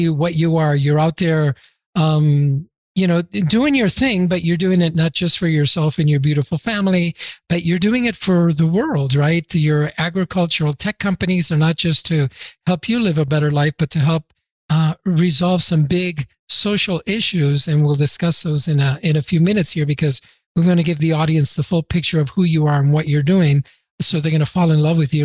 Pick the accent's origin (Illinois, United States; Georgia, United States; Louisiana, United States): Illinois, United States; Chicago; now in Denver, United States; I grew up in Chicago